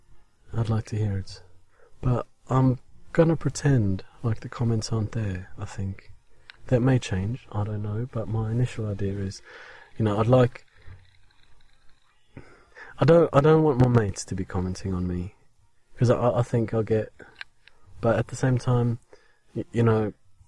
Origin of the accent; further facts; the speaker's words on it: South Africa; now in England, United Kingdom; I am English. Well, English-speaking, South African-born, obviously. And, with British citizenship now.